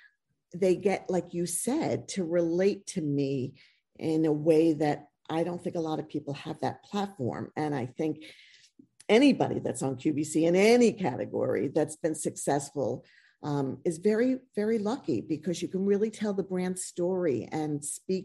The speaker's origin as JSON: {"language": "English", "country": "United States", "tie": "born or raised there", "said": "I went to beauty school in this small town that I grew up in outside of New York City"}